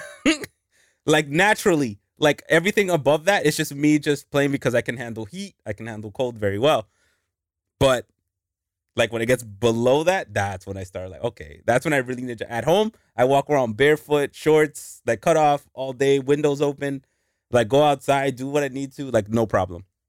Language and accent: English; New York, United States; moved away; I was born in New York